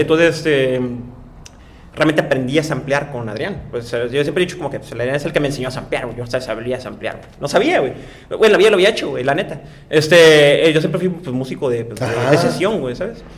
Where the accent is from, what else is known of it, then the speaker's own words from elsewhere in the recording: Tijuana, Baja California, Mexico; yo soy de las Sánchez y literalmente la calle donde yo nací ya ni siquiera existe